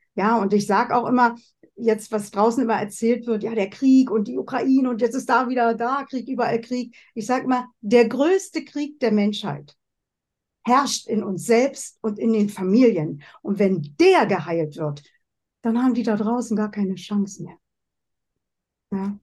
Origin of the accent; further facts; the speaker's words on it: Germany; moved away as an adult; also born or lived in West Germany; now in Switzerland; Ich komme ja aus der DDR. Ich habe es im Osten gelernt